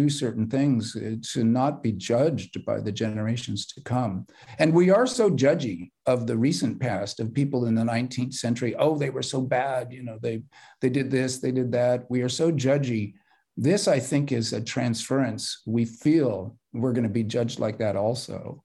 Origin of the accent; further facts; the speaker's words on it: California, United States; I'm a Californian